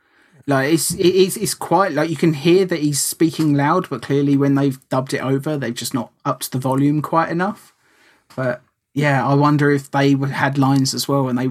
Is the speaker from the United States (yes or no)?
no; United Kingdom; that is sacrilege as a British person to say that I prefer the American version.